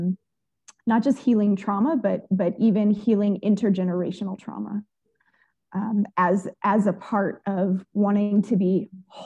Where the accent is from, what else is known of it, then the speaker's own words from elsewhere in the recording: Oakland, California, United States; I grew up in East Oakland